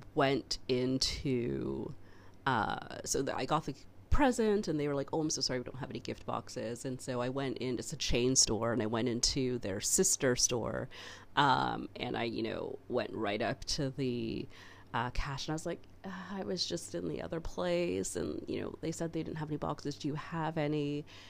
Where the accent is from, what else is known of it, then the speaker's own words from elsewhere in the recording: Canada; I'm so Canadian